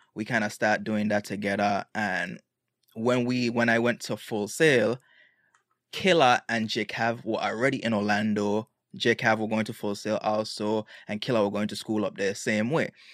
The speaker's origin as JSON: {"language": "English", "town": "Road Town", "country": "British Virgin Islands", "tie": "born or raised there", "also_born_or_lived": "United States", "moved": "yes", "lives_now": "Atlanta, United States", "said": "I was born here in the States and I spent all my life in Tatola"}